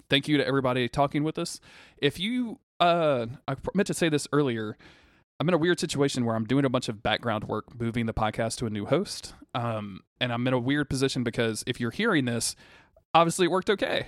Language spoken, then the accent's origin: English; the South, United States; growing up in the South